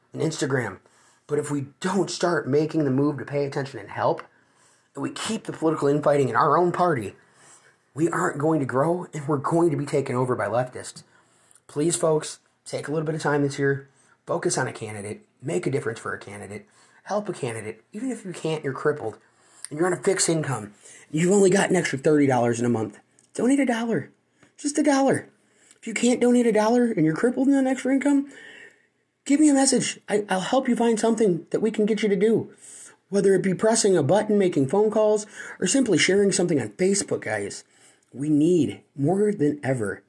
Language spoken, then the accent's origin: English; Illinois, United States; moved away as an adult; now in Ohio, United States; I come from the state of Illinois. I've recently moved to the state of Ohio.